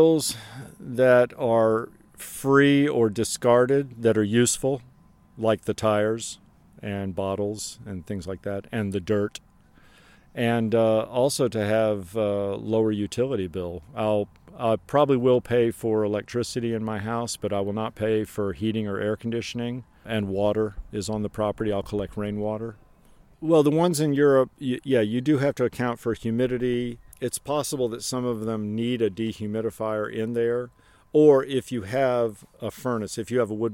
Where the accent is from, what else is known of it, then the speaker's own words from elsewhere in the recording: United States; now in Czech Republic; I'm an American who's living in the Czech Republic